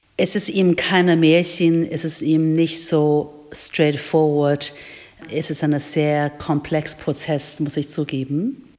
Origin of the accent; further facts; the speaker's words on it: China; German is a second language; moved away as an adult; also born or lived in United States; now in Holzhausen, Germany; ich bin ursprünglich in China geboren und aufgewachsen